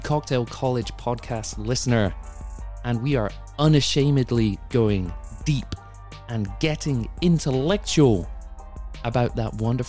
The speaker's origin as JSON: {"language": "English", "country": "United Kingdom", "moved": "yes", "lives_now": "United States", "said": "as a British transplant"}